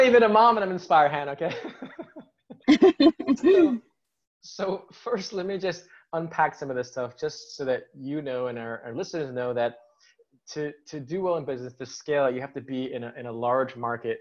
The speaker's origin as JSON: {"language": "English", "country": "United States", "said": "as an American"}